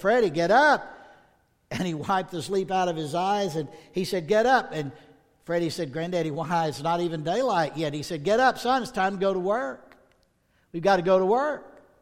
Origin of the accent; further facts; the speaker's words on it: the South, United States; I'm from the South